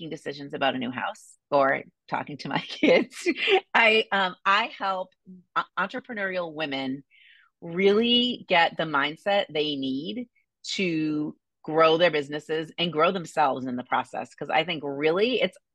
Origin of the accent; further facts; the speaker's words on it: Boston, Massachusetts, United States; moved away as an adult; now in Indianapolis, United States; I grew up in Boston.